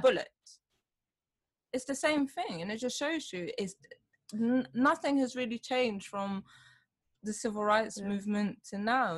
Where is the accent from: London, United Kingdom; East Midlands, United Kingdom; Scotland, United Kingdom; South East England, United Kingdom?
London, United Kingdom; both my parents born here in yeah. London. So it's like, oh, where are you from? And I'm like, London.